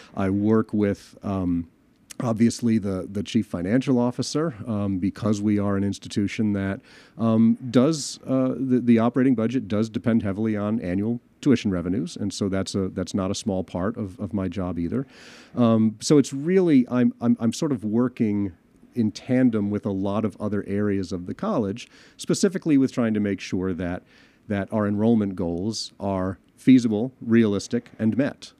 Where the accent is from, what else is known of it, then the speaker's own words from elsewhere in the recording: Chicago, Illinois, United States; moved away; my home town of Chicago